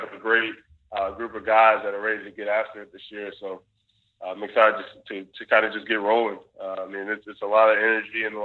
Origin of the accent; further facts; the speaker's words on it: Lorton, Virginia, United States; moved away as an adult; also born or lived in Nashville, Tennessee; now in Green Bay, United States; had my hometown back in Virginia